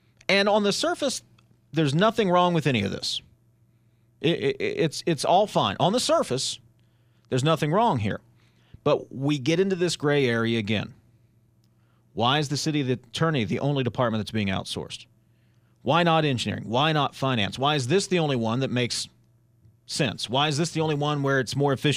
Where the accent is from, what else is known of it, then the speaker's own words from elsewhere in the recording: East Bank, West Virginia, United States; I went to East Bank. I went to DuPont